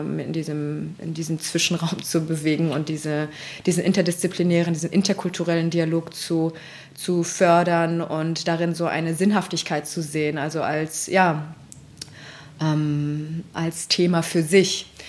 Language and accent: German; Berlin, Germany; also born or lived in Tehran, Iran / London, United Kingdom; Ich bin in Berlin aufgewachsen